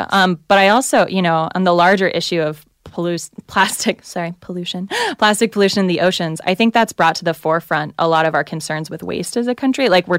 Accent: the South, United States; I hear you. I'm from the South and Baptist.

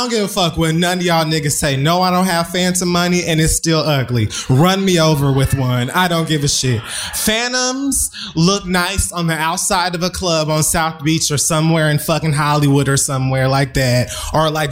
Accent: Jamaica; also born or lived in Miami, Florida; I'm Jamaican

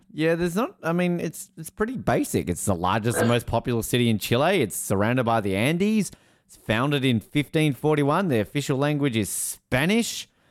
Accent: Hobart, Tasmania, Australia; I'm from Hobart

